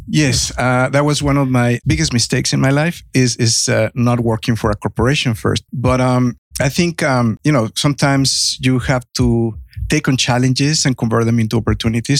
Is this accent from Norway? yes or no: no; Mexico; now in United States; I have a heavy accent. I'm originally from Mexico.